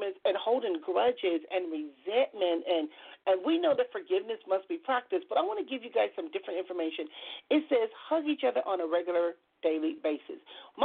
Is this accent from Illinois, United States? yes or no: no; Compton, California, United States; I grew up in Compton.